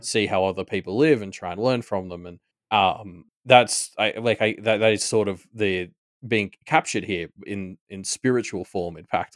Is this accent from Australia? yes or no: yes; Australia; we are Australian